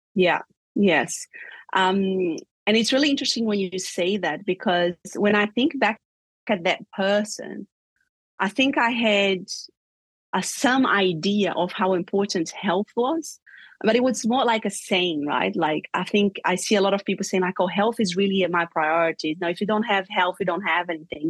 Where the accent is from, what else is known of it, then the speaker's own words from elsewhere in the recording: Brazil; moved away as an adult; also born or lived in Europe; I grew up in Brazil